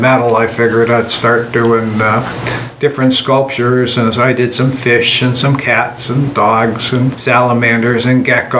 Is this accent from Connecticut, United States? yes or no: yes; Hartford, Connecticut, United States; Yeah, born in Hartford, Connecticut.